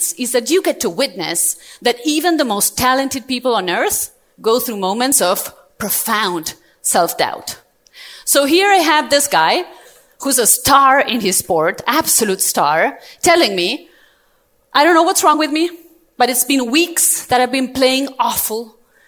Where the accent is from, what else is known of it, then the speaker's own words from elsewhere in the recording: Argentina; moved away as an adult; now in Europe; I was born and raised in Argentina, South America, and 2 years ago I moved to Europe with my family